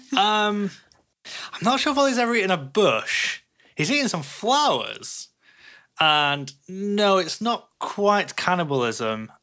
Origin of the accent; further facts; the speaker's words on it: Sweden; I'm from Sweden.